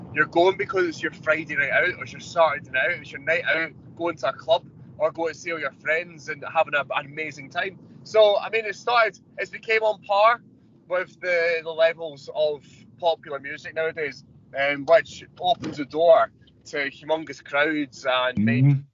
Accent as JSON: {"language": "English", "region": "Scotland", "country": "United Kingdom", "said": "I'm from Scotland"}